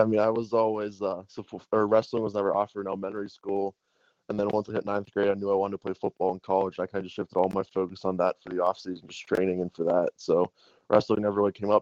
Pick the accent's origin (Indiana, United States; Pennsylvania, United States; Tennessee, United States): Pennsylvania, United States; Pittsburgh; I grew up in Pittsburgh my whole life till I went away to school.